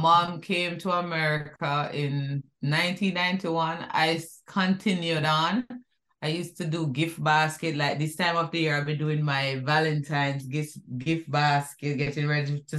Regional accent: Kingston, Jamaica; also born or lived in Whitfield Town, Kingston 13 / Waterloo / South Avenue, Kingston; growing up in Jamaica, it was fun. Growing up in Duhane Park, that was so much fun.

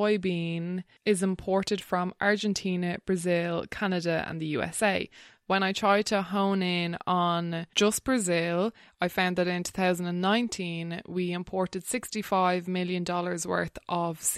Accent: Wexford, Leinster, Ireland; I grew up in Wexford

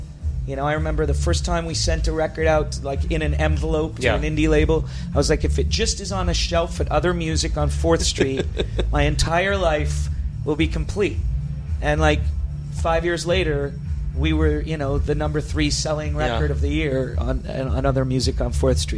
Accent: New York, United States; I am a New Yorker. There's a lot about me. Like, in Canada, they think of me as an American because I act like one.

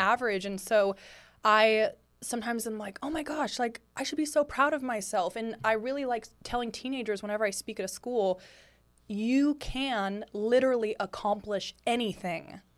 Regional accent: Lafayette, California, United States; now in Los Angeles, United States; I'm from Lafayette, California

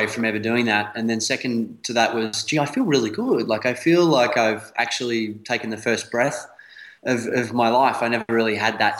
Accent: Melbourne, Victoria, Australia; moved away as an adult; now in Sydney, Australia; I'm originally from Melbourne, and I moved up to Sydney about 3 years ago.

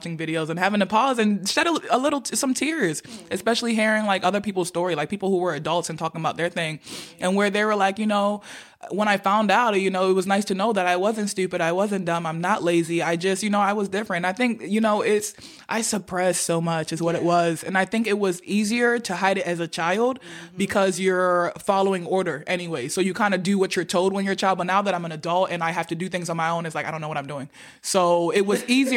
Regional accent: Nigeria; being Nigerian

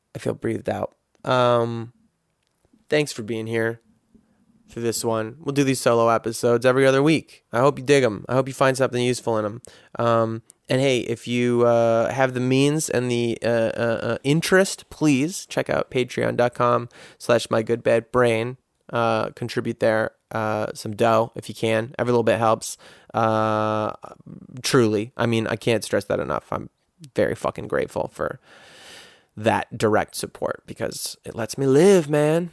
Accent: United States; a guy growing up in America

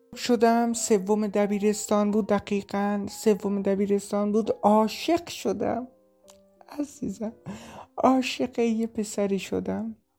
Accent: Shiraz, Fars, Iran; moved away as an adult; now in Turkey; اصالتا شیرازی هستم

